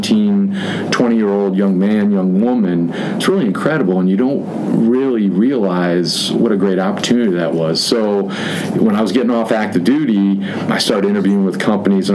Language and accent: English; Orlando, Florida, United States; moved away as an adult; also born or lived in New Orleans; I grew up in Orlando.